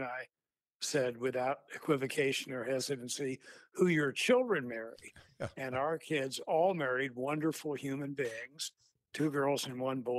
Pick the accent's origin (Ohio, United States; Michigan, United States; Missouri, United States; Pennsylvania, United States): Missouri, United States; St. Louis; born there; Well, I was born in St. Louis, Missouri.